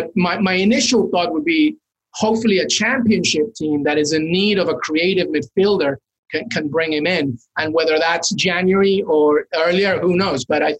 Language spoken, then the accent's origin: English; England, United Kingdom; now in United States; I grew up in England, so I know this. I grew up in England, I lived in the US now, but I know what it's like to think like a non-Peruvian.